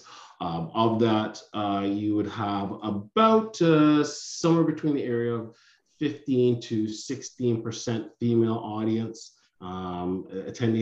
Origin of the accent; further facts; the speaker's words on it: Pickering, Ontario, Canada; I grew up in Pickering